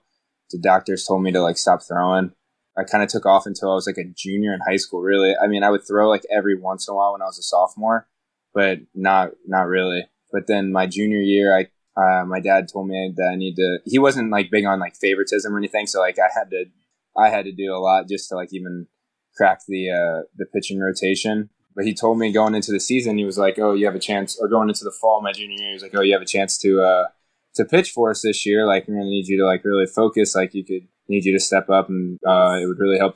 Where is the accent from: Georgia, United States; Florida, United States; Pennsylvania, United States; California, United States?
Florida, United States; Tampa; I grew up in Tampa, Florida